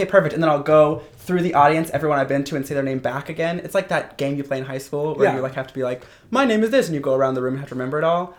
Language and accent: English; Louisville, Kentucky, United States; moved away; Originally, I'm from Kentucky. I was born in Louisville.